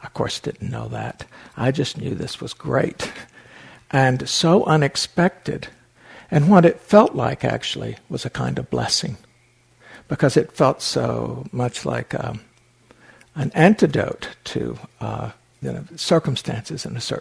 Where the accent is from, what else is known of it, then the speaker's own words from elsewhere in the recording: Appalachian Mountains, United States; When I was 9 years old, I lived in the Appalachian Mountains. I was born in the Appalachian Mountains